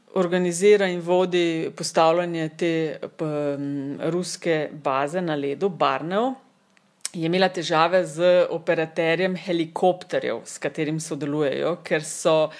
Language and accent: Slovenian; Kočevje, Slovenia; prihajam iz Kočevja, ki je one of the coldest regions in Slovenija